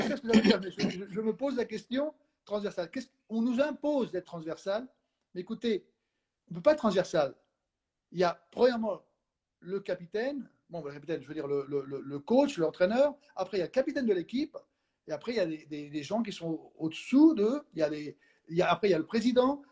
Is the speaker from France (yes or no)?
no; Spain; moved away; je suis espagnol